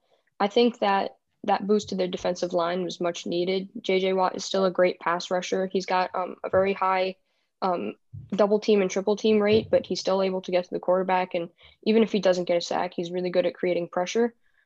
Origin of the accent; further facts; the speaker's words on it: New York City, New York, United States; I'm from Brooklyn, New York